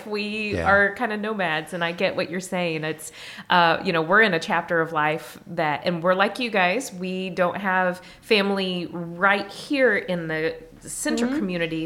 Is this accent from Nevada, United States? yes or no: no; Effingham, Illinois, United States; moved away; I'm from South Central as well. Effingham area